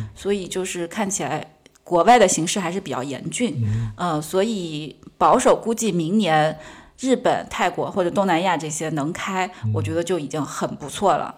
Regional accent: Sichuan, China; moved away; 我自认为我四川人，川，川西、川北、川南就对走得非常遍了

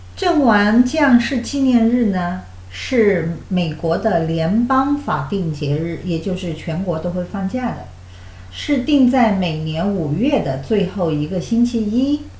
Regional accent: China; now in United States; 我们中国人的风俗

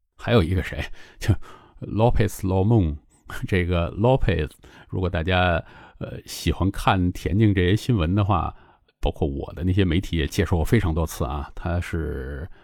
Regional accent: China; 对于我们中国人来讲

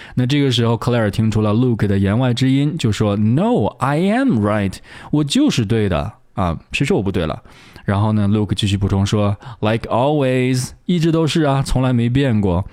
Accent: China; 我们中国人在读发音，在读英语的时候有一个倾向，就是会习惯性地把它读得很短

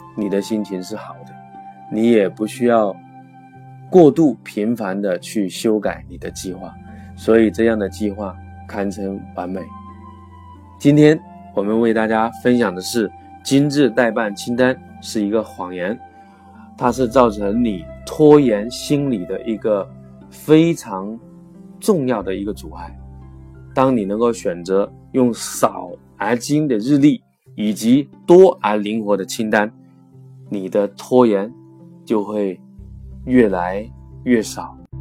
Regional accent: China; 我们每个月呢，在中国都会开五期左右的时间管理的课程

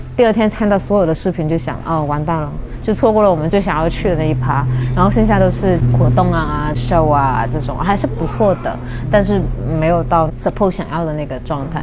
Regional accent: Guangdong, China; moved away; also born or lived in Shanghai; 因为我是广东人嘛

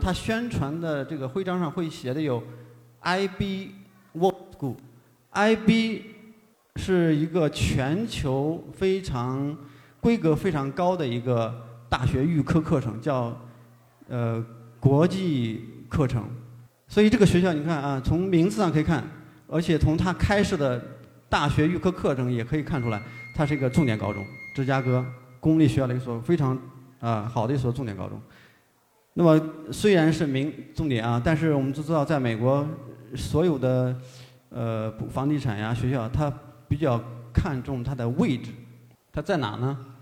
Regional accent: China; also born or lived in Chicago; 我们作为一个中国人

